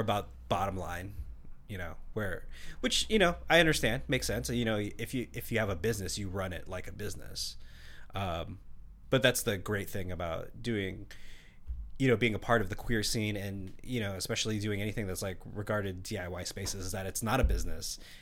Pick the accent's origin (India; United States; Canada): United States; Seattle, Washington; I grew up here in Seattle